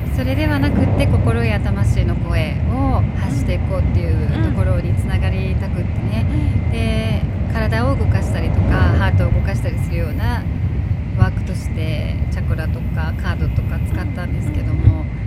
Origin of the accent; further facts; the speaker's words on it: Hamamatsu, Shizuoka, Japan; now in London, United Kingdom; 浜松は私のふるさとです